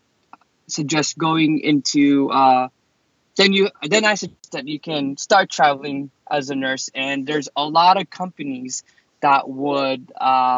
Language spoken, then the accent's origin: English; New York City, New York, United States; moved away as an adult; also born or lived in Boston; I moved to Boston because I'm originally from New York City